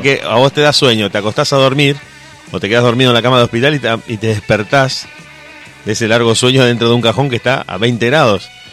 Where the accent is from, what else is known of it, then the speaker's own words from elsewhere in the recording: Argentina; somos como argentinos